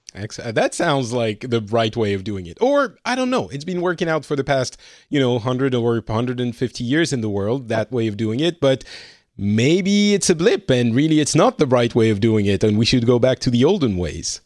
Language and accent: English; France; moved away as an adult; now in Finland; I am from France slash more and more time spent in Finland these days